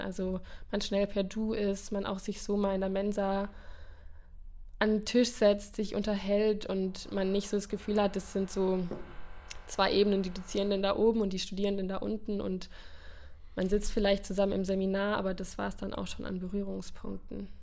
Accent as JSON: {"language": "German", "area": "the South", "region": "Baden-Württemberg", "country": "Germany", "moved": "as an adult", "lives_now": "Cologne, Germany", "said": "Ich bin ja aus dem Süden"}